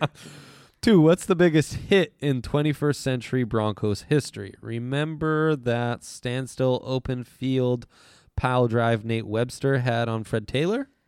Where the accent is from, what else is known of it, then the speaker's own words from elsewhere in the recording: Italy; I grew up in Italy